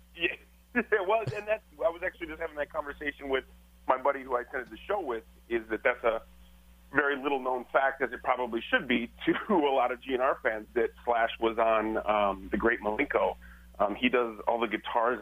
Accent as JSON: {"language": "English", "region": "Michigan", "country": "United States", "moved": "yes", "said": "I'm from Michigan and the Detroit Flint"}